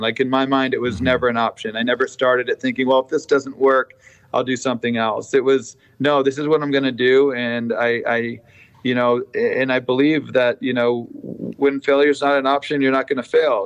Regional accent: Vermont, United States; moved away as an adult; now in Sarasota, United States; I grew up doing stonework in Vermont

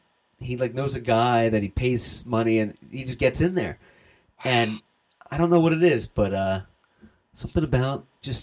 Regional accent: East Coast, United States; now in Los Angeles, United States; because I'm from the East Coast

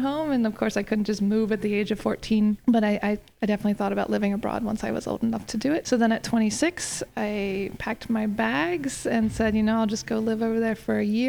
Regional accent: Maryland, United States; moved away as an adult; now in Paris, France; I grew up in a small town in Maryland, just outside of Washington, D.C., along the Chesapeake Bay

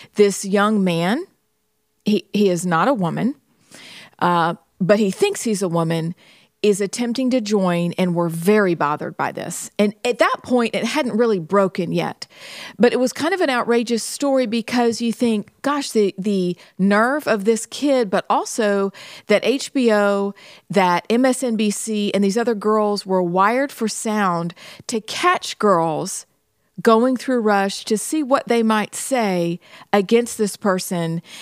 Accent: Pennsylvania, United States; I'm from Pennsylvania

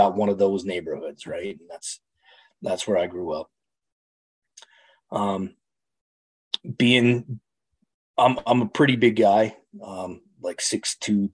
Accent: Calgary, Alberta, Canada; I'm Canadian. I live in Canada. I grew up in a city called Calgary, central west, kind of straight north of Montana

